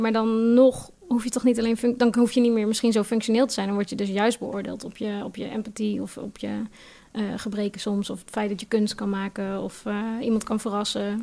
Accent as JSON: {"language": "Dutch", "town": "Nijmegen", "region": "Gelderland", "country": "Netherlands", "moved": "yes", "said": "ik kom uit Nijmegen oorspronkelijk"}